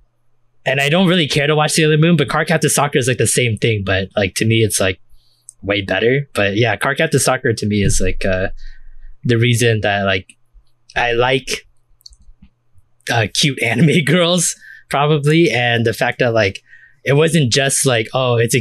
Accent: United States; for us growing up in the States

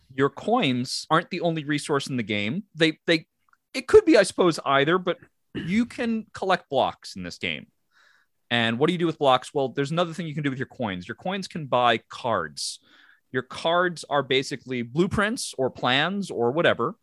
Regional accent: Long Island, New York, United States; we come from a background and a part of the country that says Mario

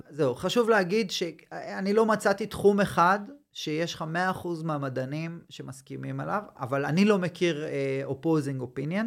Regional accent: Tel Aviv, Tel Aviv District, Israel; moved away as an adult; now in Southern Israel; אני במקור מתל אביב, עברתי דרומה

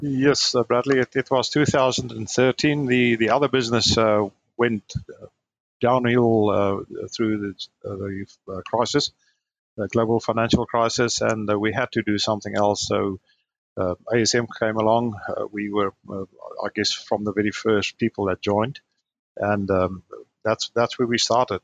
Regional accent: Namibia; also born or lived in Stellenbosch, South Africa; now in Brisbane, Australia; I grew up in Namibia, which is in Africa, north of South Africa. That's where I grew up.

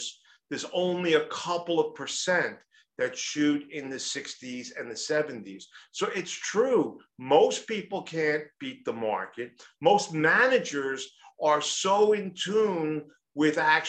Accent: New York City, New York, United States; I'm from New York City.

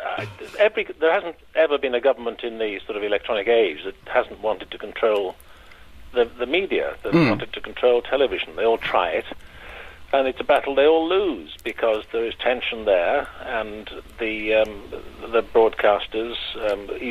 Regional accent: Liverpool, North West England, United Kingdom; born and bred in Liverpool.

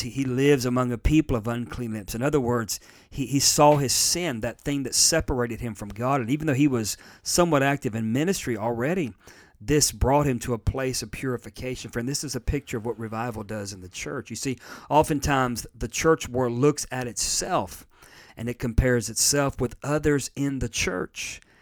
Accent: United States; I'm in America and I'm an American

